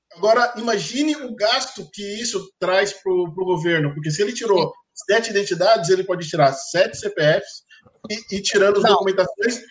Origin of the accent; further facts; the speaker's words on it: São Paulo, Brazil; now in Rio de Janeiro, Brazil; Eu sou de São Paulo, tirei meus documentos de São Paulo